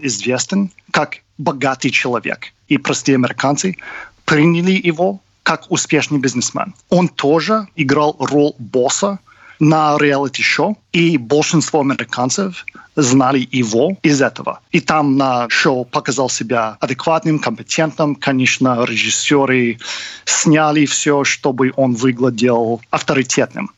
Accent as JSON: {"language": "Russian", "region": "Michigan", "country": "United States", "tie": "born or raised there", "also_born_or_lived": "New York", "second_language": "Russian", "moved": "as an adult", "lives_now": "Moscow, Russia", "said": "я из Мичигана, и я помню из моей детства"}